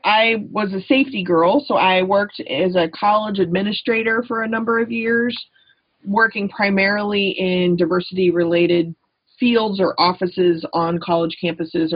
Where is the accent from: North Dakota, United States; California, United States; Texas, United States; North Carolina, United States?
Texas, United States; moved away; I grew up in Texas